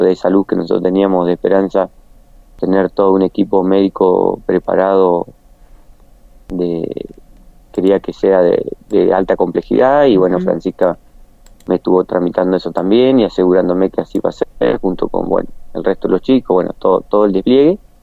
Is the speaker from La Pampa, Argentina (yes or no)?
yes; General San Martín, La Pampa, Argentina; San Martín, de donde soy oriundo